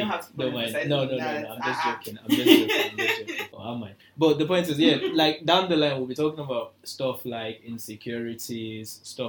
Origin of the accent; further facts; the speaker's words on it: Nigeria; Being single as a Nigerian, like, especially as a guy.